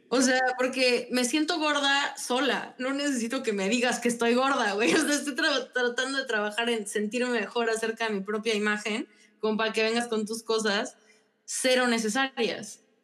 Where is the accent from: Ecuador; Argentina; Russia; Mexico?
Mexico; León, Guanajuato; also born or lived in San Luis Potosí, Mexico; Soy panza verde y también soy potosina